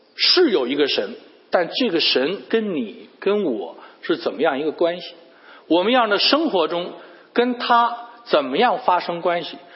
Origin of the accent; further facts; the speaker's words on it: Beijing, China; moved away as an adult; now in United States; 我们都是从北京来的